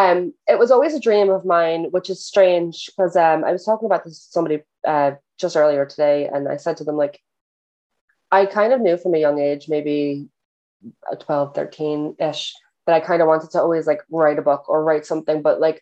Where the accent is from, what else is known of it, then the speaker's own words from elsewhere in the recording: New Jersey, United States; now in Ireland; I am originally from New Jersey. Don't live in New Jersey anymore. I live in Ireland now.